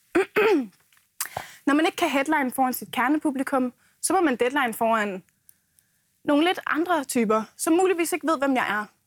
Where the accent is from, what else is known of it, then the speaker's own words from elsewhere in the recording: Hundige, Zealand, Denmark; jeg kommer fra Askerød i Hundi i den sydlige del af Blæstegnen